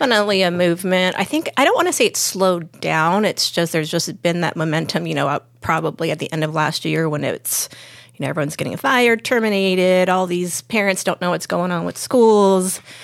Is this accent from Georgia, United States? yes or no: no; Lakewood, California, United States; now in San Diego, United States; I grew up in Lakewood